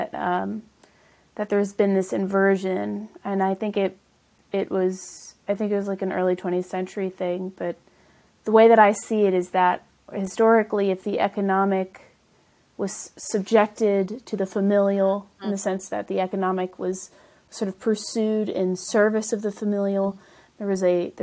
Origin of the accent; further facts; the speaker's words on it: the South, United States; also born or lived in the North; my parents at some point moved from the north to the south, which is where I grew up really